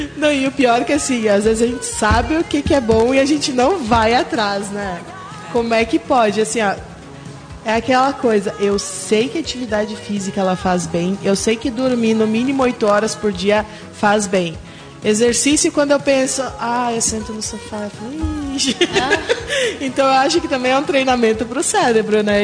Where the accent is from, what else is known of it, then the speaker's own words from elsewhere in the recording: Rondônia, Brazil; sou rondoniense